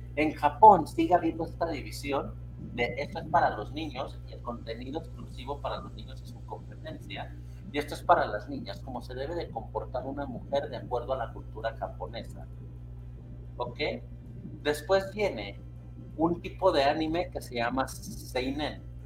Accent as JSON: {"language": "Spanish", "country": "Mexico", "said": "yo lo estoy hablando desde México"}